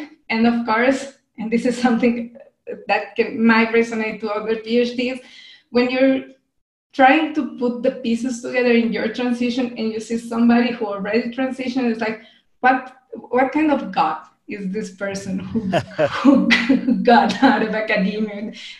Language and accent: English; Colombia; English is a second language; also born or lived in Brazil; I'm Colombian. I did most of my studies here in Colombia, and I did my PhD in Brazil. So I've never studied in an English-speaking country. I've never lived in an English-speaking country. I learned English because I love languages